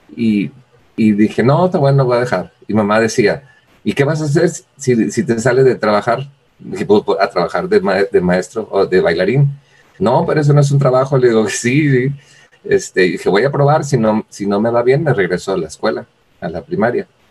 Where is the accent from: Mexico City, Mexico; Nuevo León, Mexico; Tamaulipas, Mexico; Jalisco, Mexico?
Nuevo León, Mexico; Villaldama; also born or lived in Monterrey; soy de Villaldama, Nuevo León